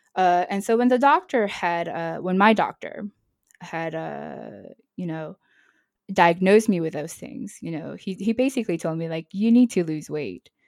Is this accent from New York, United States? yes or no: yes; New York City, New York, United States; moved away as an adult; also born or lived in Nashville, Tennessee; now in Marseille, France; I'm originally from New York City, and then I lived in, in Nashville.